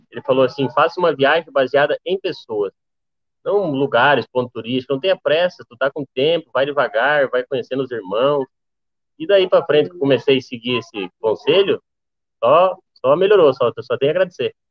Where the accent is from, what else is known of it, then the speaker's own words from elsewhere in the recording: Rio Grande do Sul, Brazil; also born or lived in Mato Grosso; tenho 23 anos, sou natural do Mato Grosso, porém eu só nasci no Mato Grosso e fui embora para o Rio Grande do Sul, onde eu me criei lá, né?